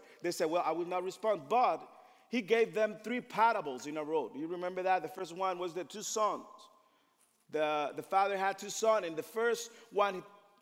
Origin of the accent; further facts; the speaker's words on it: Dominican Republic; moved away; I am from the Dominican Republic